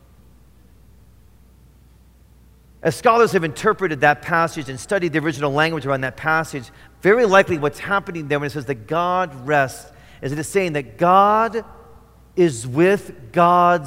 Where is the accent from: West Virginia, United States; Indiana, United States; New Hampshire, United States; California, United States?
Indiana, United States; moved away; I grew up in Indiana.